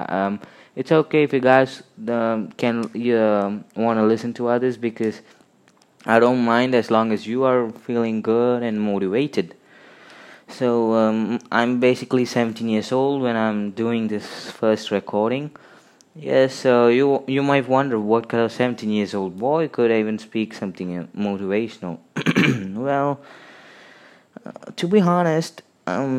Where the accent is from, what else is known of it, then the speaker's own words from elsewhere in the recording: India; I'm from India